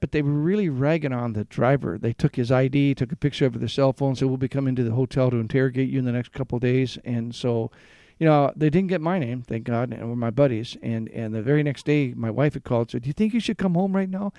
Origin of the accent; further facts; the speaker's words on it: Garden Grove, California, United States; moved away as an adult; also born or lived in Michigan / San Antonio, Texas; I grew up in Garden Grove